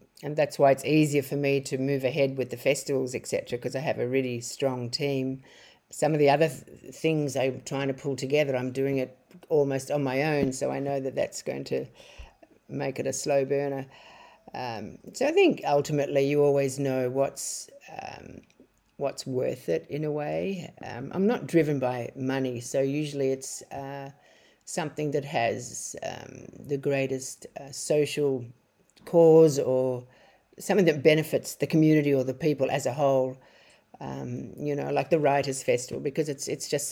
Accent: Australia; moved away as an adult; now in Bali, Indonesia; when I go back to Australia

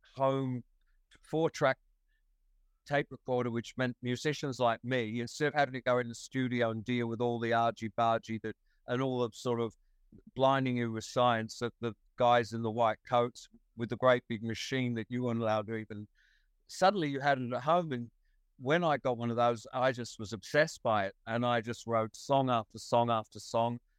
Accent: Wollongong, New South Wales, Australia; also born or lived in England; to be an English kid was definitely a slight, a tiny, slight disadvantage in this ridiculous microcosm of a high school in Wollongong, eh, of a infant school in Wollongong in 1959

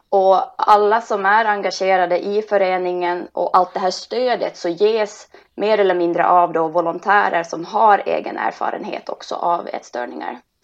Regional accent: Finland; moved away as an adult; also born or lived in Helsinki; now in Stockholm, Sweden; Och jag kommer egentligen från Finland och har bott nu i Stockholm i 20 år

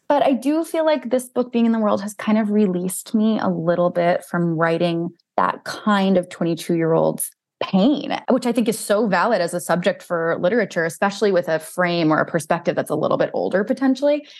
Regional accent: New Jersey, United States; I grew up in North Jersey

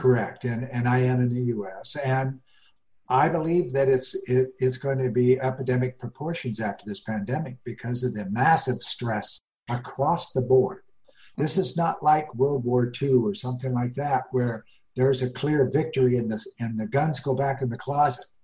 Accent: Rocky Mountains, United States; I grew up in the Rocky Mountains

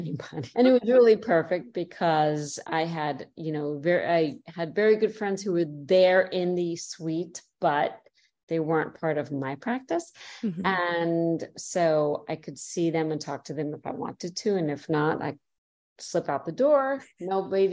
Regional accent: New York, United States; moved away as an adult; also born or lived in Chicago / Detroit / Cleveland, Ohio; now in Florida, United States; I'm from New York

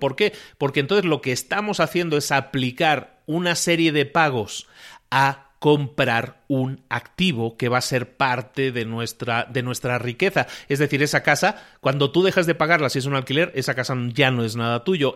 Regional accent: Spain; Yo soy español de origen

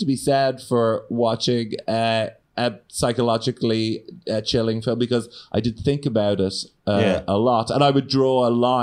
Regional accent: Ireland; growing up in Ireland

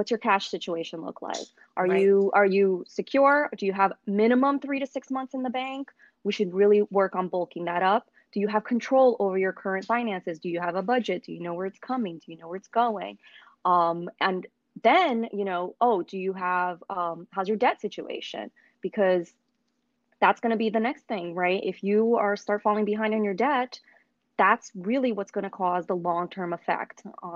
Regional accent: Brazil; moved away; I am an immigrant. I was born in Brazil

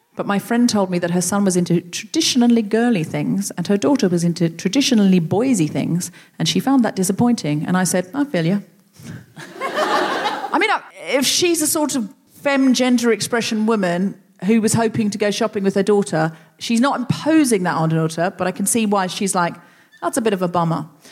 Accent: Australia; moved away as an adult; now in England; I seemed Australian to people

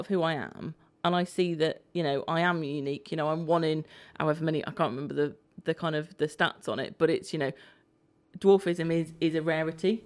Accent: Isle of Man; moved away; I grew up on the Isle of Man

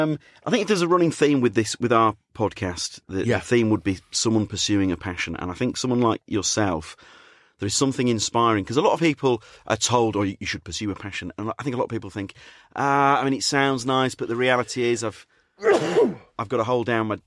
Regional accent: Leeds, Yorkshire and the Humber, United Kingdom; I'm from Leeds as well.

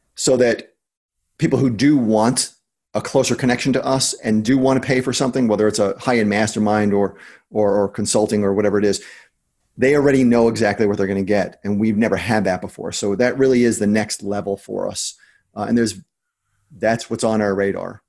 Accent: New Jersey, United States; I'm from New Jersey

